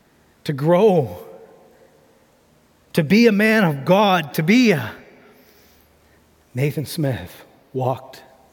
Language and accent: English; Tanzania; I'm an MK from Tanzania. I got to see my parents be able to do amazing things in ministry